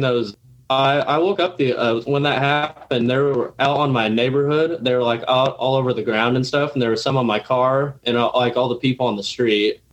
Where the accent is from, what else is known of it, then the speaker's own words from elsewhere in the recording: Lincoln, Illinois, United States; I'm from Lincoln, Illinois, and I went to Lincoln Community High School